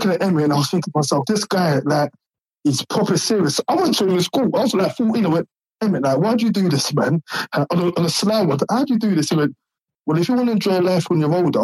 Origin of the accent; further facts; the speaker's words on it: London, United Kingdom; we're both from East as well